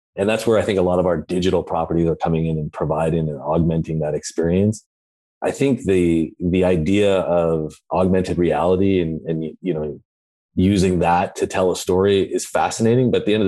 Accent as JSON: {"language": "English", "town": "Santa Cruz", "region": "California", "country": "United States", "tie": "born or raised there", "said": "I grew up in Santa Cruz, California, so I've been surfing for most of my life, but I live down in the South Bay in Los Angeles."}